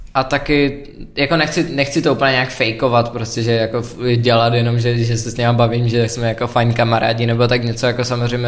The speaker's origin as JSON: {"language": "Czech", "country": "Czechia", "said": "jsem Čech"}